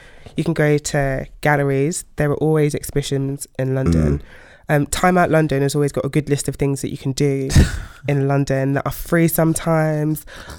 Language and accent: English; Nigeria; I'm Nigerian.